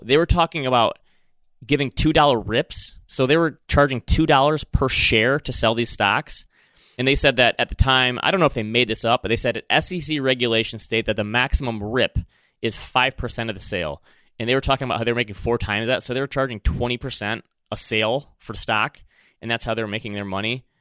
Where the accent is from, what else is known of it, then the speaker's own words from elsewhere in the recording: Michigan, United States; accent: Michigan; my Michigan accent